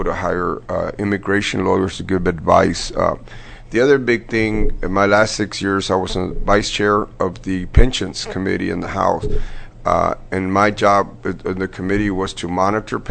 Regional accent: Crystal City, Texas, United States; moved away; I'm originally from Crystal City, which is near the border

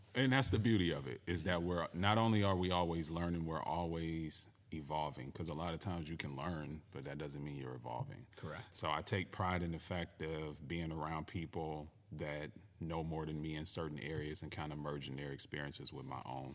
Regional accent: Cleveland, Ohio, United States; also born or lived in Connecticut; I too am from the Midwest, born and raised in Cleveland, Ohio

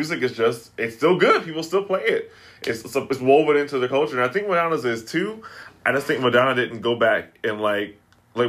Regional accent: Texas, United States; moved away; I grew up in Texas

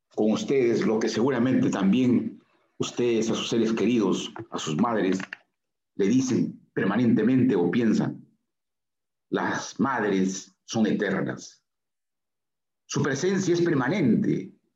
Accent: Chiquián, Ancash, Peru; primera comunión en mi pueblo natal, Chiquián

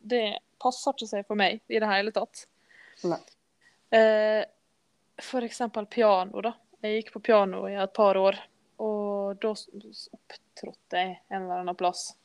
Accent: Skodje, Møre og Romsdal, Norway; Jeg vokste opp på Skodje, Skøye, som vi sier

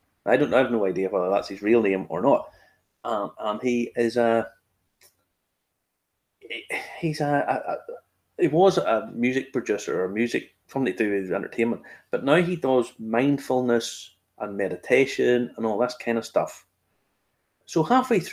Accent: Ballymena, Northern Ireland, United Kingdom; I'm from Ballymena

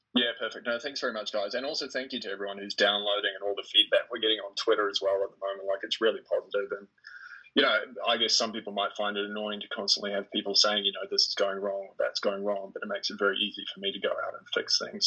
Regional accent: New Zealand; I was born in New Zealand, and so currently am in New Zealand

